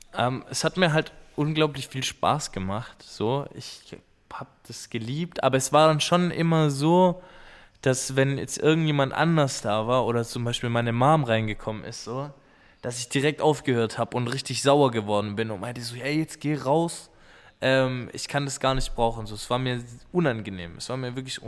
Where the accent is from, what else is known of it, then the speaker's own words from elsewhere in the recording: Schorndorf, Baden-Württemberg, Germany; bei uns in Schorndorf in der Manufaktur